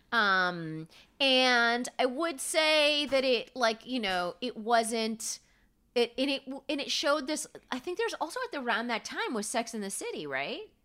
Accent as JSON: {"language": "English", "town": "Palm Springs", "region": "California", "country": "United States", "tie": "born or raised there", "moved": "as an adult", "lives_now": "New York, United States", "said": "Palm Springs is where I grew up"}